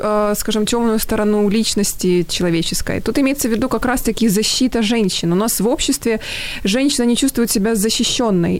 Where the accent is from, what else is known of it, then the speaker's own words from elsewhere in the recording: Dnipro, Dnipropetrovsk Oblast, Ukraine; в моем родном городе в Днепре